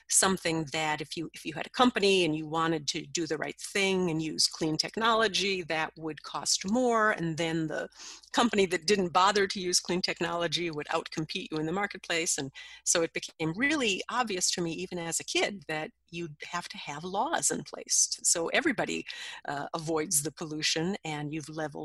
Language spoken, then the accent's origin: English; Minnesota, United States; my home state of Minnesota